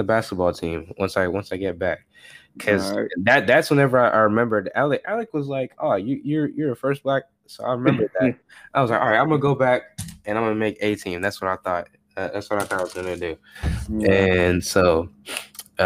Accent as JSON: {"language": "English", "country": "United States", "also_born_or_lived": "Africa", "said": "going there as an American"}